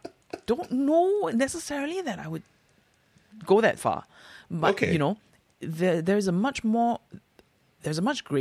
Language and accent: English; Singapore; Which I feel like growing up in Singapore, it's like this is the gift that older generations have passed down onto you, and you shall live in this world, right?